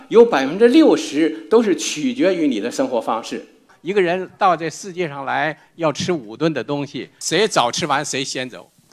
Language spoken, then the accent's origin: Chinese; China; 我们中国人